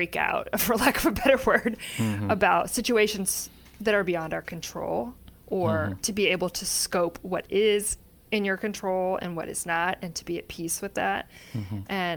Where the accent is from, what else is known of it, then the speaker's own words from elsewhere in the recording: Kansas City, United States; I grew up in Kansas City in the suburbs